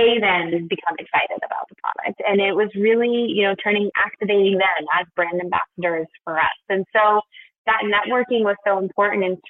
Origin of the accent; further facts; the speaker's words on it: Portland, Oregon, United States; moved away as an adult; also born or lived in New York; I moved from New York to my hometown of Portland, Oregon